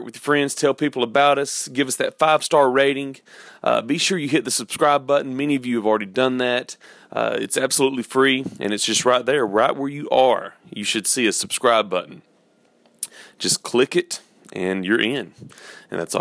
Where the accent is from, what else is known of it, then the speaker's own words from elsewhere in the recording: Georgia, United States; I'm from Georgia